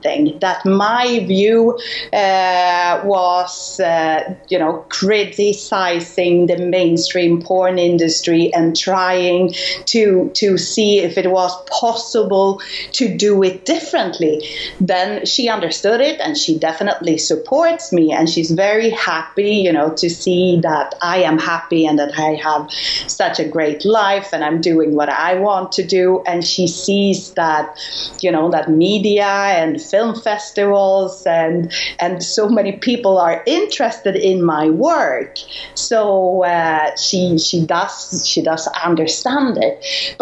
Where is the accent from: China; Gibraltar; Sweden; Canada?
Sweden; Stockholm, Stockholm County; moved away as an adult; now in Spain; I was born in Stockholm, Sweden, to start with, in the year 77. So I just turned 40. And when I grow up, my dad, he had his own company